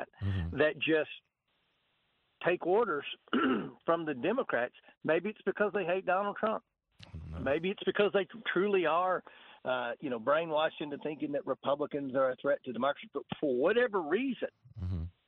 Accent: Tompkinsville, Kentucky, United States; I'm in my hometown of Tompkinsville, Kentucky

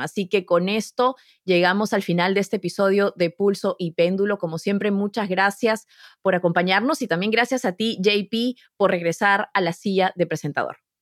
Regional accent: Peru; now in United States; cuando yo estudiaba historia universal en el Perú

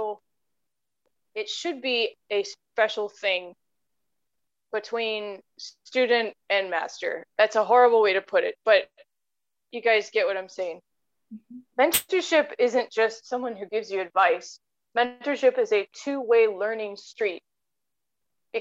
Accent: United States; being an American

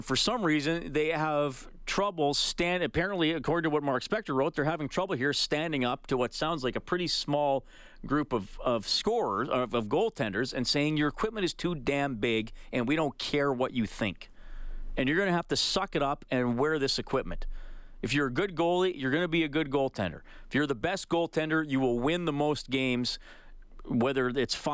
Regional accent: Canada; because we are Canadian

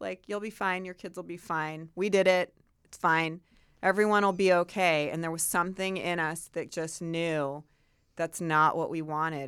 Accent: Chicago, Illinois, United States; moved away as an adult; also born or lived in Santa Barbara, California / Northern California / New York; now in California, United States; I grew up in the Midwest

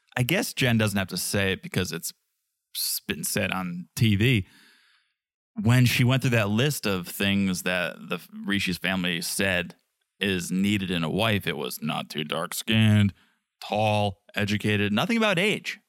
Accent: United States; I'm an American

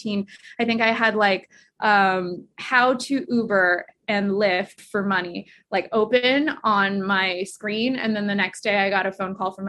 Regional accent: Kansas, United States; also born or lived in Guangzhou, China; We moved to Kansas when I was 3 from Guangzhou, China, and my parents were grad students there

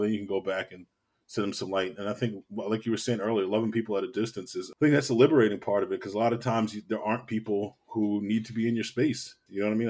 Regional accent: Baltimore, Maryland, United States; I'm from Baltimore, born and raised, uh, West Baltimore, to be exact

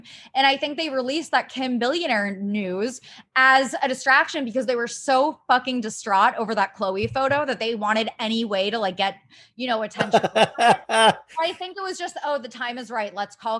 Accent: Ohio, United States; I'm from Ohio.

